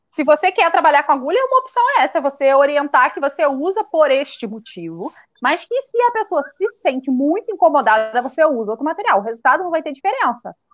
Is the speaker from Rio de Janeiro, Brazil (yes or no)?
yes; Casimiro de Abreu, Rio de Janeiro, Brazil; Sou de Casimiro de Abreu, é no Rio de Janeiro, é no interior. Fica na região dos lagos.